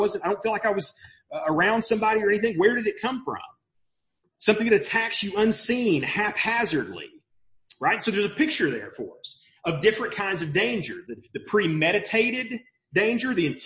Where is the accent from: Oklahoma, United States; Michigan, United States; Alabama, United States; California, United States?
Alabama, United States; Mobile; now in Maryville, United States; I grew up in Mobile. And we get a lot of hurricanes in Mobile